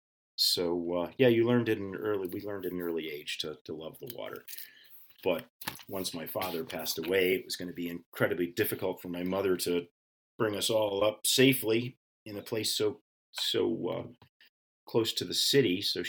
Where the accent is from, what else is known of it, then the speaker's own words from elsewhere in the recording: New England, United States; And I too am a New Englander. I grew up in all of the New England states. We moved around quite a bit